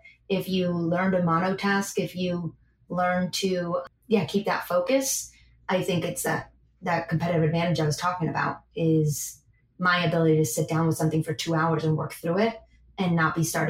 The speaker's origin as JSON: {"language": "English", "town": "Madrid", "region": "Community of Madrid", "country": "Spain", "tie": "born or raised there", "lives_now": "Buenos Aires, Argentina", "said": "I grew up in Madrid and I want to be here."}